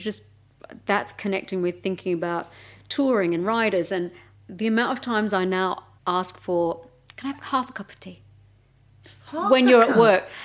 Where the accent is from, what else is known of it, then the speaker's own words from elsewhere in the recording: Melbourne, Victoria, Australia; moved away as an adult; now in United Kingdom; I'm from Melbourne